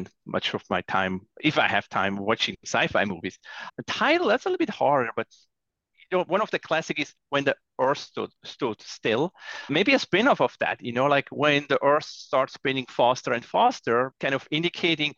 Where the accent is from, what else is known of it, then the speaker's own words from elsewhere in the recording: Zurich, Switzerland; moved away; Zurich, my hometown in Switzerland